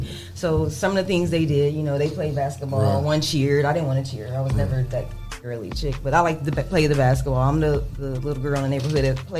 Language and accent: English; Toledo, Ohio, United States; I am definitely from Toledo, Ohio.